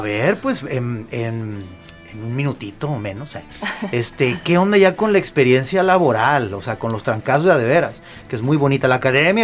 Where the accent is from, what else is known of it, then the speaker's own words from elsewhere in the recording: Guadalajara, Jalisco, Mexico; Yo soy de la Capilla de Jesús, pero estamos ahí pegaditos